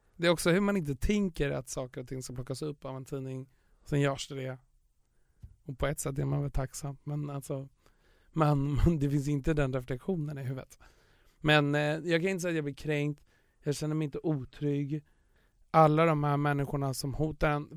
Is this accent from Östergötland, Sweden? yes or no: no; Stockholm, Stockholm County, Sweden; där jag kommer ifrån, Östermalm, överklassen